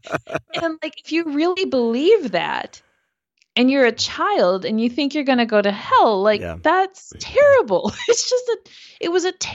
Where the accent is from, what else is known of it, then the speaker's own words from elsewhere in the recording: Minnesota, United States; So I grew up in Minnesota in the U.S. and had a family with three other siblings, and my parents are Christian